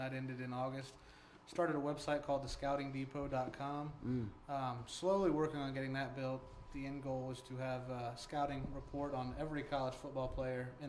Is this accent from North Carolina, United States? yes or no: no; Indiana, United States; growing up in Indiana